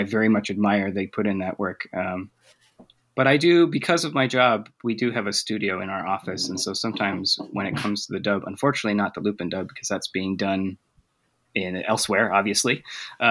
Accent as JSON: {"language": "English", "region": "Utah", "country": "United States", "also_born_or_lived": "Japan", "moved": "as an adult", "lives_now": "Texas, United States", "said": "I'm originally from Utah, so mostly only English there"}